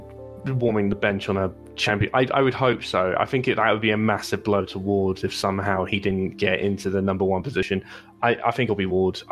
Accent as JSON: {"language": "English", "country": "United Kingdom", "said": "And that might be just me being full British, you know, support."}